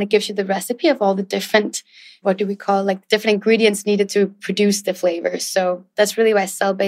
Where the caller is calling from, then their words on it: Raleigh, North Carolina, United States; It's very hot and humid here in Raleigh, North Carolina, where I'm calling in from.